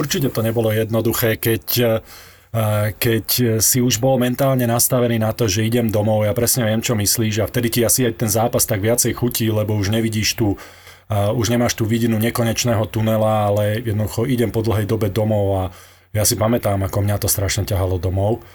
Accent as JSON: {"language": "Slovak", "country": "Slovakia", "said": "sme Slováci, takto sebavedomie máme trošku také pokrivené"}